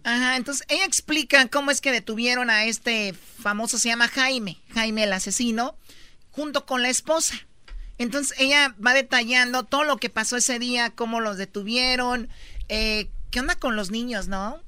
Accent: Los Altos de Jalisco, Mexico; yo soy de los Altos de Jalisco

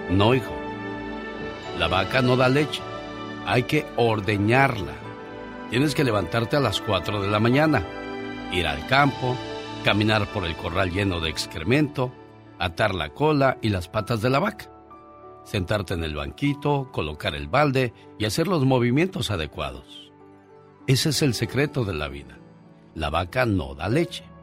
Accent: Tamaulipas, Mexico; moved away; Un día salí de Tamaulipas, pero Tamaulipas nunca salió de mí.

